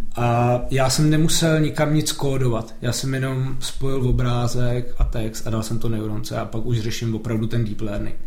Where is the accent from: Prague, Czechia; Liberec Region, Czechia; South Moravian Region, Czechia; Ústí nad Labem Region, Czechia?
Liberec Region, Czechia; Jablonec nad Nisou; já jsem se narodil v Jablonci